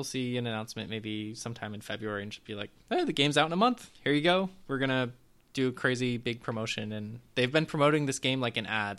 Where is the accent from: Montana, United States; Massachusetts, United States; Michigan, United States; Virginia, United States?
Montana, United States; My home state is finally in a video game. I don't understand why. I just want to get this game so I can play it with my dad, who's like... He wasn't actually born in Montana, but he's lived there for long enough